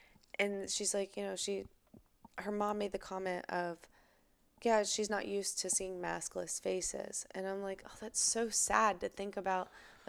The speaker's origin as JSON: {"language": "English", "region": "Northeastern Ohio", "country": "United States", "tie": "born or raised there", "said": "Where I grew up in Northeastern Ohio"}